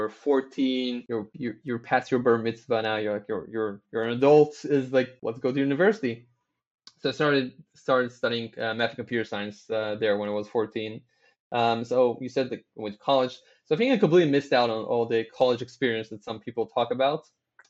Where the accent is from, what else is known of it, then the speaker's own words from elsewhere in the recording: Tel Aviv, Tel Aviv District, Israel; I was born in Tel Aviv, born, raised here, never moved anywhere else.